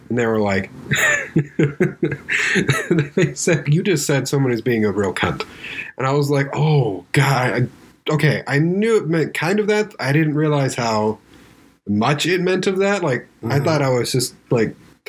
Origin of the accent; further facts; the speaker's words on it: California, United States; Dude, I grew up in Southern California. I heard that all the time.